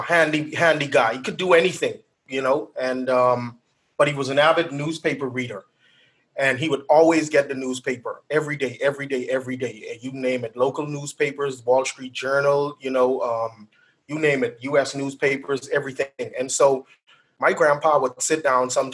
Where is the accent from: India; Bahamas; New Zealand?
Bahamas; I was born and raised in the Bahamas, a little small island called Eleuther.